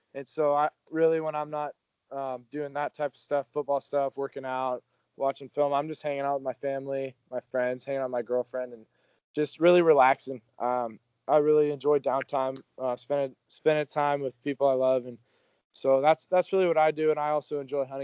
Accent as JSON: {"language": "English", "region": "Oregon", "country": "United States", "tie": "born or raised there", "said": "my home state"}